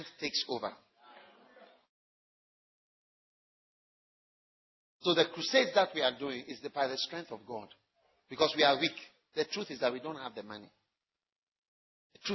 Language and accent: English; Ghana; being a Ghanaian or African